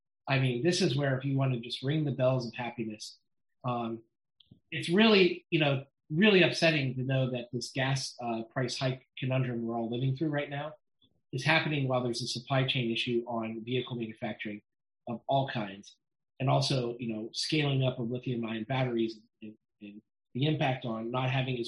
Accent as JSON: {"language": "English", "town": "Youngstown", "region": "Ohio", "country": "United States", "tie": "born or raised there", "said": "my hometown of Youngstown, Ohio"}